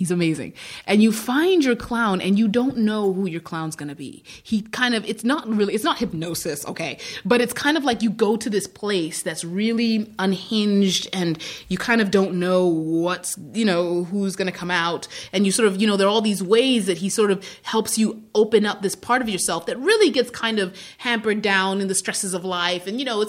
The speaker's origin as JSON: {"language": "English", "country": "Zimbabwe", "tie": "born or raised there", "also_born_or_lived": "Midwest, United States", "said": "I was born in the Midwest in the United States. {S6} Yeah. {S7} And then I was raised in Zimbabwe."}